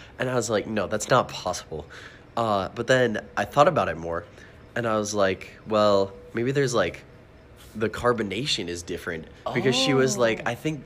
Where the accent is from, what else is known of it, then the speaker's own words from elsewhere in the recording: North Dakota, United States; I'm from North Dakota